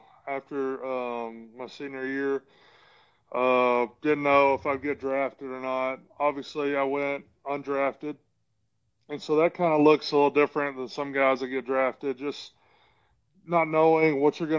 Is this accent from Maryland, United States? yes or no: no; Florence, Alabama, United States; moved away as an adult; also born or lived in Murfreesboro, Tennessee / Los Angeles, California; now in Jacksonville, United States; born and raised in Florence, Alabama